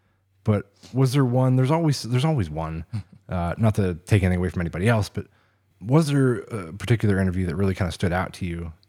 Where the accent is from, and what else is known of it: Oil City, Pennsylvania, United States; born or raised there